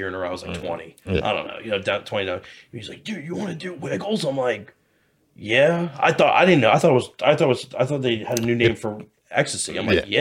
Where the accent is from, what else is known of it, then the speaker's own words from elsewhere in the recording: United States; I was raised in Montgomery County